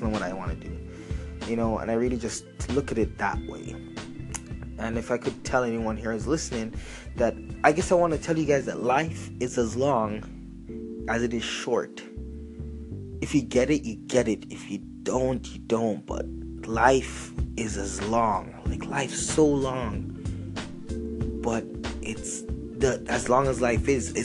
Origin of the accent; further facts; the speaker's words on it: Canada; I'm from Canada